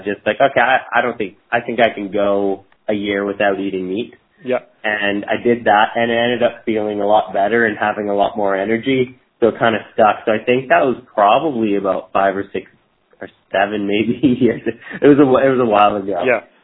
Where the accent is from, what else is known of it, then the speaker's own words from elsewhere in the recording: Toronto, Ontario, Canada; moved away as an adult; also born or lived in Tofino, British Columbia; now in Victoria, Canada; I grew up in Toronto, Ontario, Canada, and I moved to the West Coast probably about 15, 16 years now, and just been basically living the dream. I lived in Tofino with my wife for about four years.